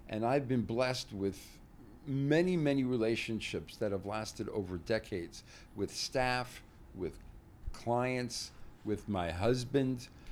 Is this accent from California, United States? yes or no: no; New Jersey, United States; I grew up in Jersey, about forty-five minutes from Manhattan